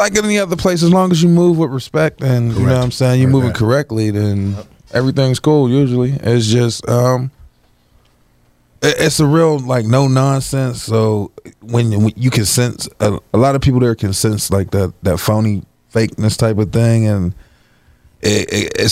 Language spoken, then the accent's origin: English; Pittsburgh, Pennsylvania, United States; moved away; also born or lived in Hazelwood, Pittsburgh / Alabama; I was brought up and I was born in Pittsburgh and left for a little while, moved down to Alabama and stayed there for some years